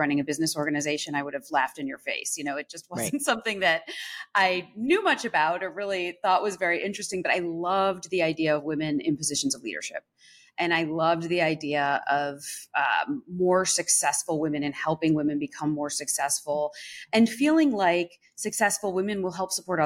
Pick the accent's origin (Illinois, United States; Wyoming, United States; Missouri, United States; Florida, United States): Illinois, United States; Evanston; moved away; also born or lived in New York; I grew up right outside of Chicago in Evanston